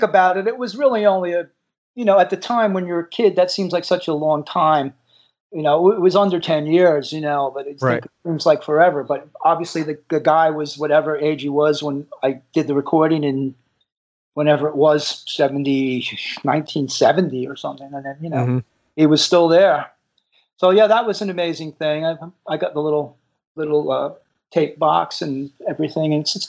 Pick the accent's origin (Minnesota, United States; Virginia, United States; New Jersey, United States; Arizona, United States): New Jersey, United States; Bayonne; growing up in Bayonne, New Jersey, which was, you know, half hour into the city. With no traffic, you could make it less than that.